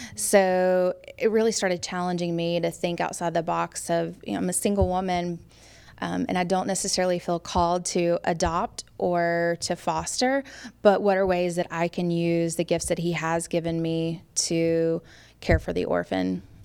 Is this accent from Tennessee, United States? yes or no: yes; Memphis, Tennessee, United States; moved away as an adult; also born or lived in Arkansas; now in Raleigh, United States; I grew up in Memphis, Tennessee.